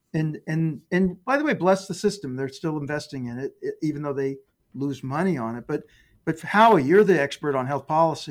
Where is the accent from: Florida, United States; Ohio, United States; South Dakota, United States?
Ohio, United States; Dayton; I grew up in Dayton, Ohio